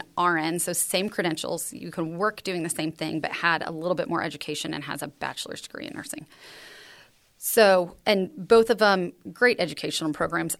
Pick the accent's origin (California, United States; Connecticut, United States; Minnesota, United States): California, United States; San Juan Capistrano; moved away; also born or lived in Texas; I grew up in San Juan Capistrano, California